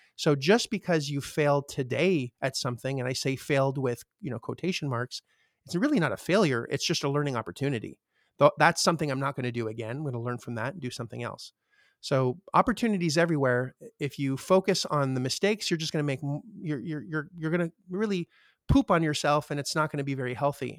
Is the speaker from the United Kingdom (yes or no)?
no; Canada; I'm Canadian